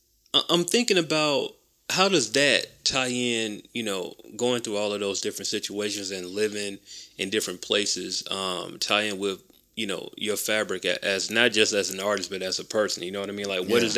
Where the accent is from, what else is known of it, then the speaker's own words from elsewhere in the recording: Macon, Georgia, United States; moved away as an adult; I told people that I was from Macon.